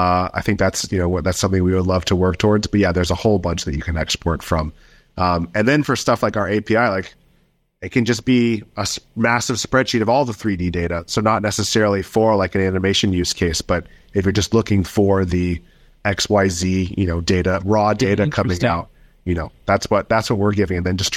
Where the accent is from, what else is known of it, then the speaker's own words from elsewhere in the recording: United States; moved away as an adult; now in London, United Kingdom; I live in London, but I'm American.